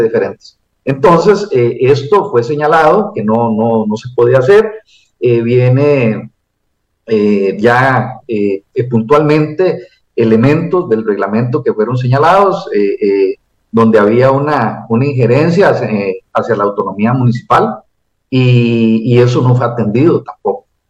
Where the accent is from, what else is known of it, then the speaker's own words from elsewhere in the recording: Costa Rica; como cualquier costarricense